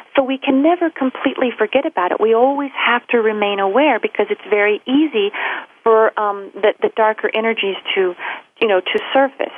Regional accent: Louisville, Kentucky, United States; moved away; that's where I'm from, my hometown, Louisville, Kentucky

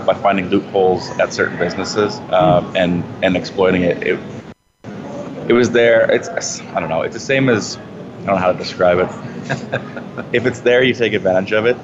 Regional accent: Saskatoon, Saskatchewan, Canada; moved away as an adult; now in Calgary, Canada; So born and raised in Saskatoon, went to U of S, and lived there until I graduated from university

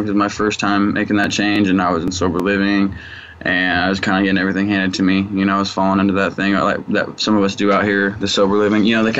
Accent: Wichita, Kansas, United States; now in California, United States; Wichita, Kansas.

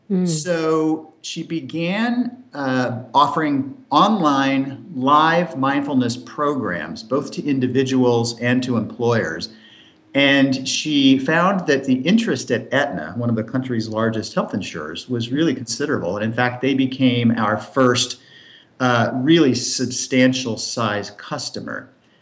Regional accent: Berkeley, California, United States; also born or lived in Portland, Oregon; I grew up in West Coast cities, including Berkeley, San Francisco, and the Bay Area, Santa Cruz, California, Portland, Oregon.

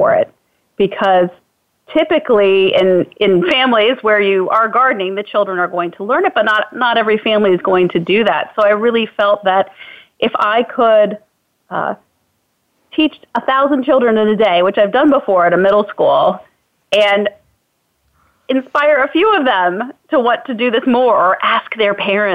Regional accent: Virginia, United States; also born or lived in Illinois; when we moved from Illinois to Virginia when I was four

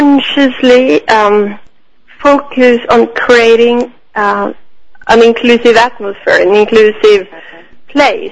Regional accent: Norway; moved away as an adult; also born or lived in Italy / Switzerland; now in Oslo, Norway; I was born and I grew up here in Norway, and then in my early 20s I went to Italy and I stayed for many, many years.

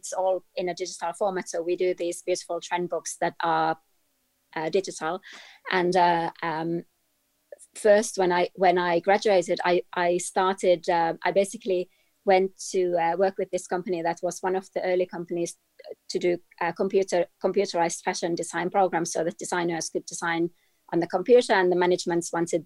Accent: Finland; I grew up in Finland, in Scandinavia

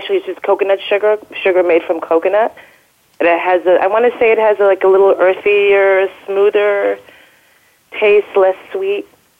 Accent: New York City, New York, United States; I am in New York City in the East Village where I live and where I grew up before it was cool and trendy, when nobody wanted to be here.

